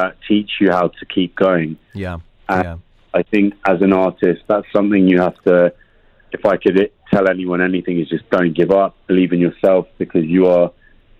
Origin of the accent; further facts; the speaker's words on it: London, United Kingdom; moved away as an adult; also born or lived in New York; I was born in London, West London boy